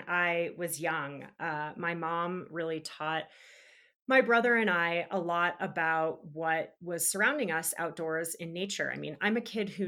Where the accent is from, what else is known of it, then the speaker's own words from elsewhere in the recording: New England, United States; moved away as an adult; now in Park City, United States; growing up in New England